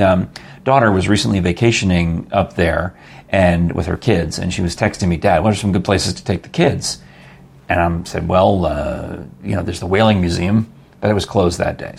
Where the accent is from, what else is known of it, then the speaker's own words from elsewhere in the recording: Yonkers, New York, United States; moved away; I grew up in Yonkers. My parents are from the Bronx.